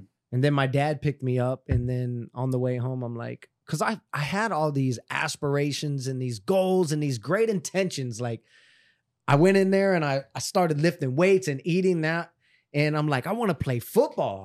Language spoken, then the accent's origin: English; Miramar, Florida, United States; I grew up in Miramar